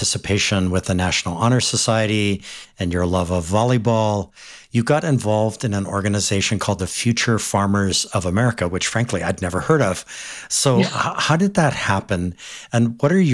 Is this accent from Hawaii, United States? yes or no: yes; Windward side, Hawaii, United States; I grew up on the Windward side and it was just a very much kind of a life on the land